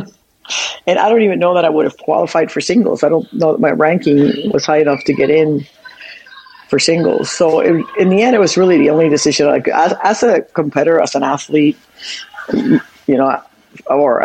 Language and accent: English; Puerto Rico; moved away as an adult; I grew up in Puerto Rico until I was 18